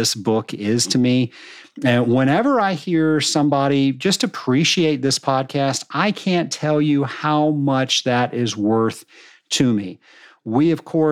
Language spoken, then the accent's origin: English; Richmond, Virginia, United States; I'm from Richmond, Virginia, and Edgar Allan Poe lived in Richmond, Virginia. So we had a Poe Museum